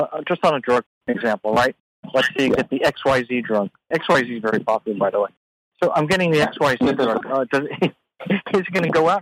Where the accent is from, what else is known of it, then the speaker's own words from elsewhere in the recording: United States; I'm an American